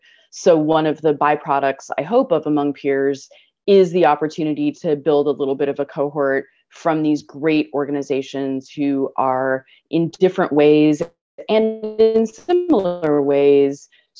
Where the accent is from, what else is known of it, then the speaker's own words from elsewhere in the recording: Puyallup, Washington, United States; I grew up in Puyallup.